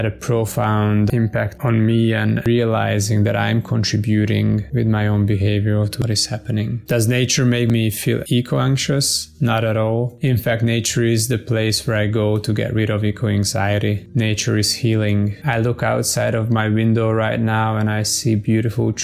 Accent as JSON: {"language": "English", "country": "Hungary", "moved": "yes", "lives_now": "Taiwan", "said": "I'm from Hungary, currently living in Taiwan"}